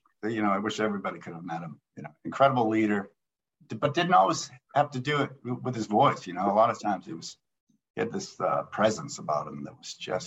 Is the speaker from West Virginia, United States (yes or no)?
no; Marblehead, Massachusetts, United States; I grew up a ski racer back in the East Coast. I grew up in Marblehead, Massachusetts, and we were weekend warriors.